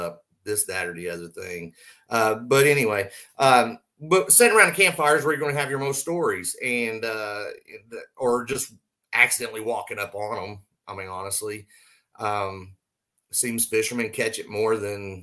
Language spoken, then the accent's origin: English; Southwest Oklahoma, United States; now in Indiana, United States; I grew up in Oklahoma